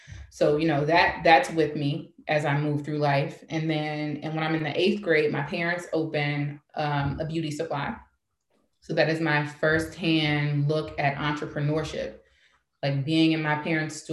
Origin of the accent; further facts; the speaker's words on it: East Orange, New Jersey, United States; now in Pittsburgh, United States; I grew up in East Orange, New Jersey, a very Black place for all intents and purposes